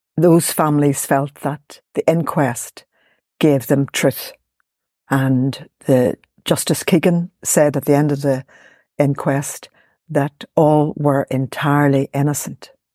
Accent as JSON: {"language": "English", "town": "Belfast", "region": "Northern Ireland", "country": "United Kingdom", "tie": "born or raised there", "said": "I grew up in Ballymurphy"}